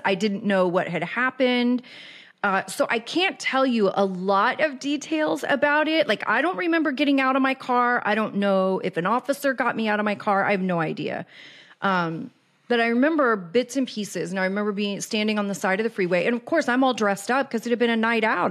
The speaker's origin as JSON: {"language": "English", "town": "Kansas City", "region": "Missouri", "country": "United States", "tie": "born or raised there", "also_born_or_lived": "Los Angeles", "moved": "as an adult", "said": "I was born and raised in Kansas City"}